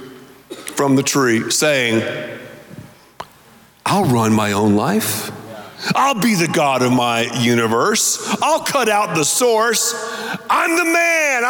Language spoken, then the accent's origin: English; the South, United States; I'm from the South